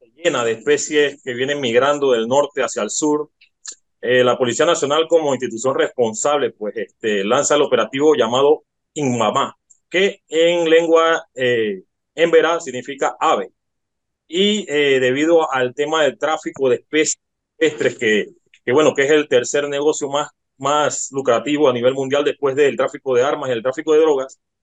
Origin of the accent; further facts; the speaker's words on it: Panama; nosotros como panameños